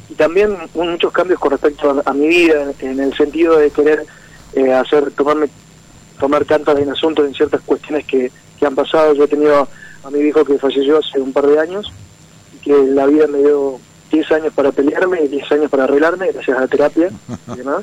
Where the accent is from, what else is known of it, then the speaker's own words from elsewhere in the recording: Morteros, Córdoba, Argentina; De Morteros, provincia de Córdoba.